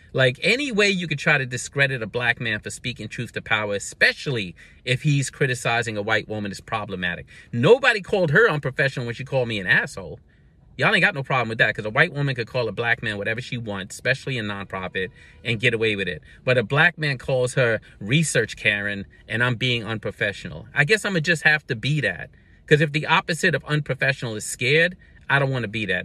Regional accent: Brooklyn, New York, United States; growing up in Brooklyn

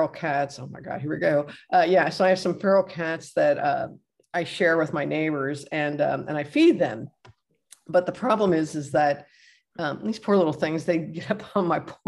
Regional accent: Cincinnati, Ohio, United States; I'm from Cincinnati

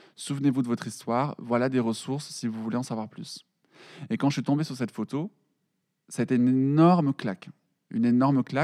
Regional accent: Perpignan, Occitania, France; moved away as an adult; now in Paris, France; je suis de Perpignan

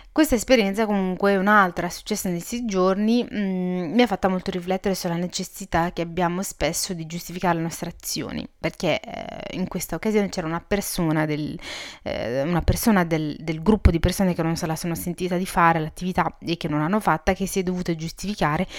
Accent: Italy; also born or lived in Morocco (ancestry); sono, eh, marocchina di origini e sono cresciuta in Italia

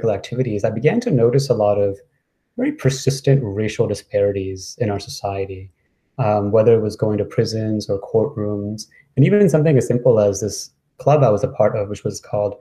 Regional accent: New York City, New York, United States; I moved to New York when I was 10 and kind of grew up in New York City

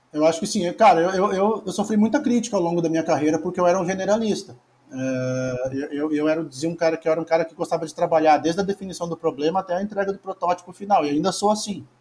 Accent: Porto Alegre, Rio Grande do Sul, Brazil; moved away as an adult; also born or lived in Torres, Brazil; now in Florianópolis, Brazil; Nasci numa cidade que era na beira do mar, que é em Torres. Aí morei 22 anos em Porto Alegre

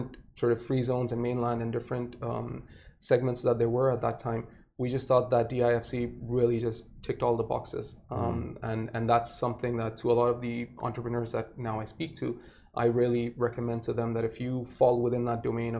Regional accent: Saudi Arabia; moved away as an adult; now in Dubai, United Arab Emirates; I was born and raised in Saudi. I've been in Dubai since 2008.

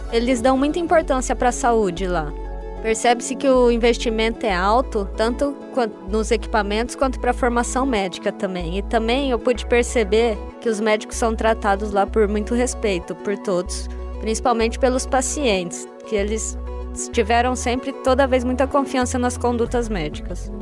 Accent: Presidente Prudente, São Paulo, Brazil; now in Ribeirão Preto, Brazil; Eu sou de Presidente Prudente, eu estou cursando medicina aqui na UNAERP

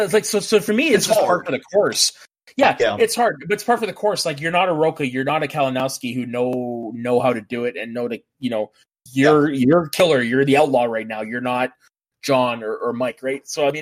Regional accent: Canada; also born or lived in Terrace; I get a lot for being French Canadian.

